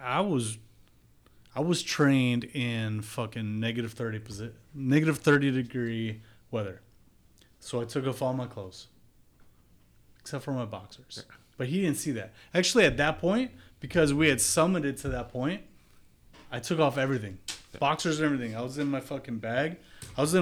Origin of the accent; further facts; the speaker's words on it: Wisconsin, United States; I grew up in Wisconsin.